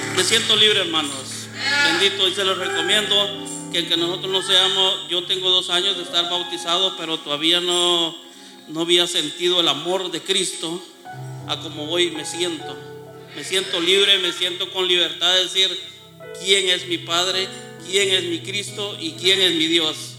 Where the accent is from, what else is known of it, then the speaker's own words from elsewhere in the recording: Guatemala; moved away as an adult; mi familia está en Guatemala, yo soy de Guatemala